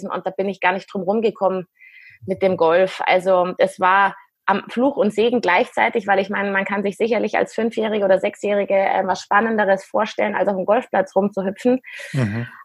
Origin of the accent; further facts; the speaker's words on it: Munich, Bavaria, Germany; ich bin 39 Jahre alt, komm, bin ein echtes Münchner Kindl, mit beiden Eltern auch ursprünglich aus München, was ganz selten ist eigentlich.